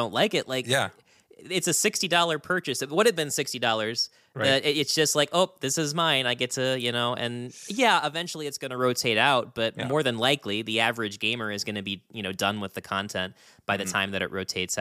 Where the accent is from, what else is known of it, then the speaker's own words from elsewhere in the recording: West Virginia, United States; As locals